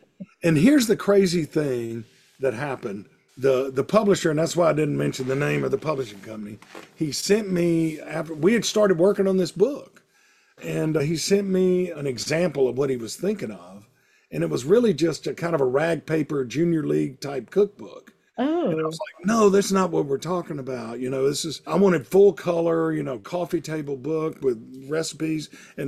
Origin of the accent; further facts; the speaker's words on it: the South, United States; I would have stories about food in the South and growing up in the South, like I do in the column.